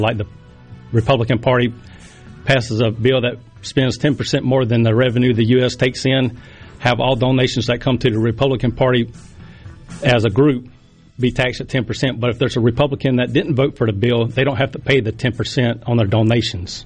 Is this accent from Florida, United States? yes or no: no; Poplarville, Mississippi, United States; I was born and raised in Poplarville, Mississippi. I've been there my whole life.